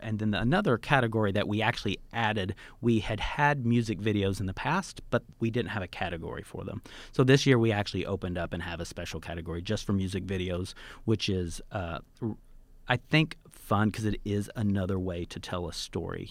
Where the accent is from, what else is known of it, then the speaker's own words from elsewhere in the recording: Tonkawa, Oklahoma, United States; moved away; my hometown in Oklahoma